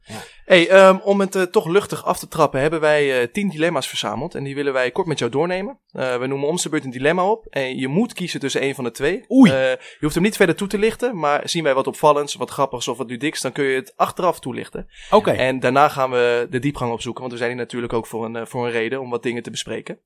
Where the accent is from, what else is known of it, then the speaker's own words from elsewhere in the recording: Amersfoort, Utrecht, Netherlands; wij komen uit Amersfoort